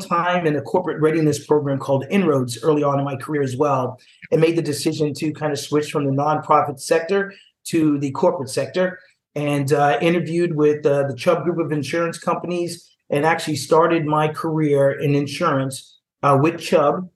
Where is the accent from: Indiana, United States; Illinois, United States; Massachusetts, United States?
Massachusetts, United States; Boston; So I'm from Boston, Massachusetts.